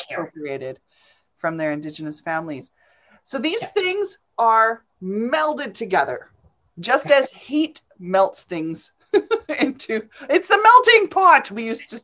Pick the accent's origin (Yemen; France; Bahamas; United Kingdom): United Kingdom; England; now in Canada; I was an immigrant. I came over from from England. It doesn't matter. I come from England.